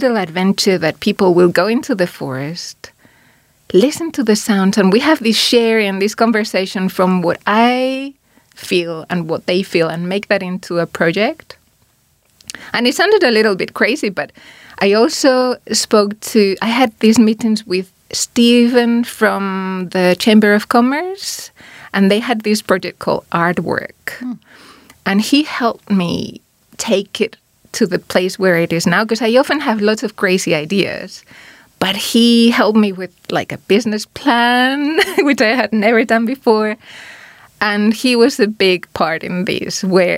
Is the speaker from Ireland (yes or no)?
no; Spain; now in New Zealand; I'm from Spain